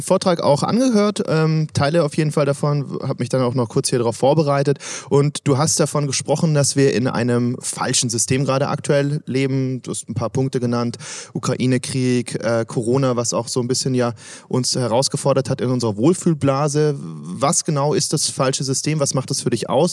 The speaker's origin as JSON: {"language": "German", "region": "Swabia", "country": "Germany", "said": "auch ich komme aus Schwaben"}